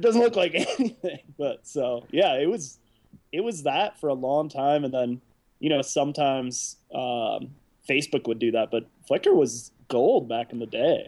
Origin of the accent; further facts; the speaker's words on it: South Bend, Indiana, United States; also born or lived in Chicago, Illinois; now in Oakland, United States; I was born in Chicago, and uh, I grew up in this little town called South Bend, Indiana. And uh, I was there for a long time